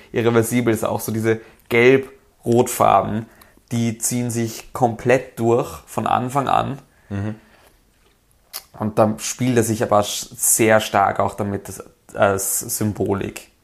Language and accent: German; Vienna, Austria; als Wiener